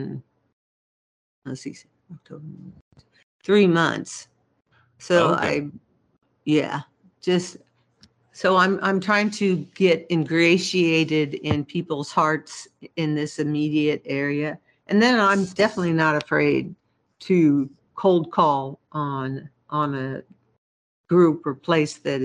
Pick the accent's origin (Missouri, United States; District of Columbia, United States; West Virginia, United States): Missouri, United States; Kansas City; moved away as an adult; also born or lived in Germany; now in Seattle, United States; I come from Kansas City most of my life, or all of my life, basically, other than living in Germany for a while